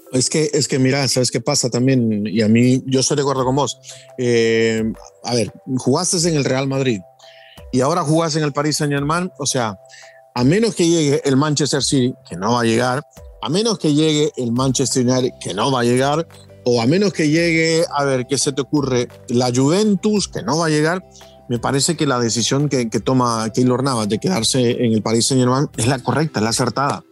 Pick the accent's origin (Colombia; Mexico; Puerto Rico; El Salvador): El Salvador; en mi país, en El Salvador